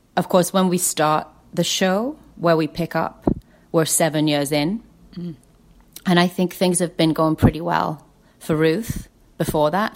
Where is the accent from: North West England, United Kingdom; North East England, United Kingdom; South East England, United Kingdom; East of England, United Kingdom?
North West England, United Kingdom; Lake District; I grew up in the Lake District